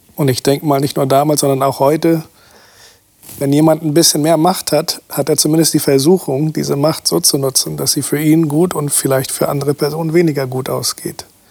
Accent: Brazil; now in Germany; Ich bin aus Brasilien

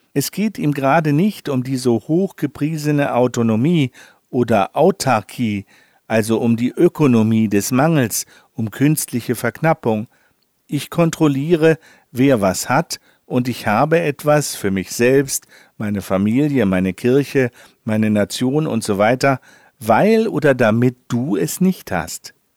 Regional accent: Northern Germany, Germany; als Norddeutscher

